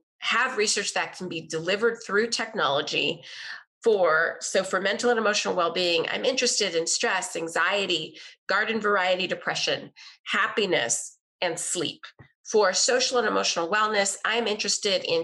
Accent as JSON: {"language": "English", "region": "Texas", "country": "United States", "tie": "born or raised there", "said": "I grew up in Texas in the 80s"}